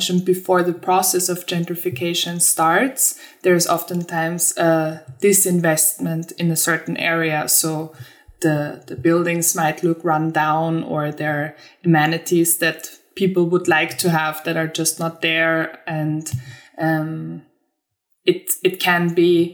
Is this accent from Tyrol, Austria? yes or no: no; Vienna, Austria; moved away as an adult; also born or lived in Sweden; now in Lund, Sweden; I'm originally from Vienna. I've been living there for 25 years, but now made the move to Sweden in autumn